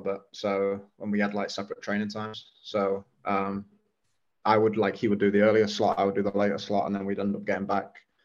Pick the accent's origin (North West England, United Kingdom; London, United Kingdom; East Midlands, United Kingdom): East Midlands, United Kingdom; Nottingham; moved away as an adult; I grew up in Nottingham, a place called Clifton. So lived in the same household my whole childhood